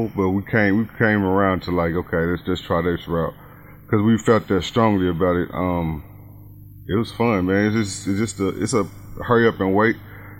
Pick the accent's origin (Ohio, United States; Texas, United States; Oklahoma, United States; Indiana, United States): Oklahoma, United States; Spencer; moved away; I'm from Spencer.